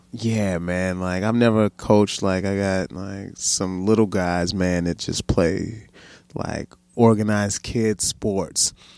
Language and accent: English; Baltimore, Maryland, United States; now in Sacramento, United States; I grew up in Baltimore